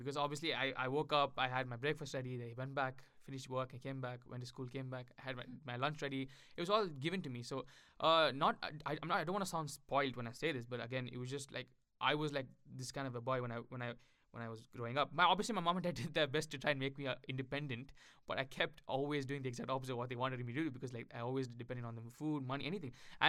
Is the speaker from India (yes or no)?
yes; Tamil Nadu, India; first language Tamil; English is a second language; now in United Kingdom; my native language in India is Tamil, because we speak Tamil in Tamil Nadu, I've always been speaking English with my family or even with anyone in India. So, and especially since I came to the UK